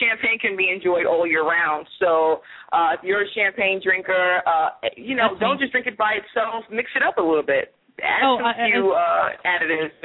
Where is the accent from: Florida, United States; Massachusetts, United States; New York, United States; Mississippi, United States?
New York, United States; I'm from the Big Apple, too. I'm from New York. So I'm originally from New York, so that's one of my hometown drinks